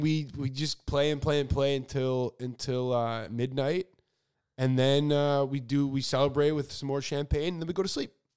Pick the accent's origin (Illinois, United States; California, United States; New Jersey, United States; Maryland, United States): Illinois, United States; Chicago; so I grew up in Chicago where it is frickin' freezing.